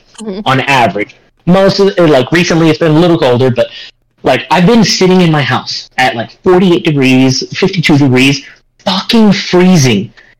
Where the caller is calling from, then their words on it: Indiana, United States; a dinner at a nice restaurant that is literally next to the train tracks here in Indiana, because I'm recording from Indiana.